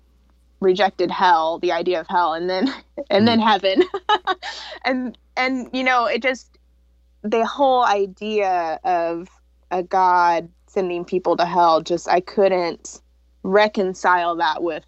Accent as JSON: {"language": "English", "region": "the Bible Belt", "country": "United States", "tie": "born or raised there", "said": "I was raised fundamentalist Baptist in the Bible Belt"}